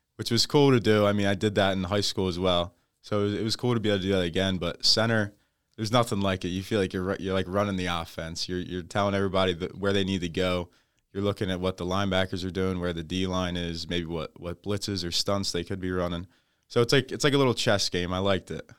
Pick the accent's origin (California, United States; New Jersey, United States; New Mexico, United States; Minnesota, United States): New Jersey, United States; I'm from South Jersey